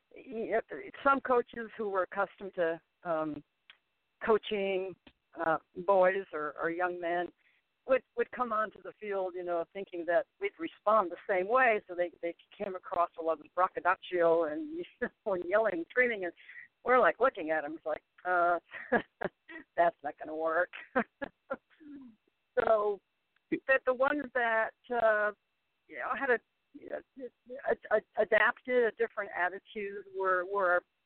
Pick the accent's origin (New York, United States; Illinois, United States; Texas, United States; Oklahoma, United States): Illinois, United States; Chicago; moved away as an adult; also born or lived in Kansas; now in Houston, United States; I grew up in Chicago, went to school in Kansas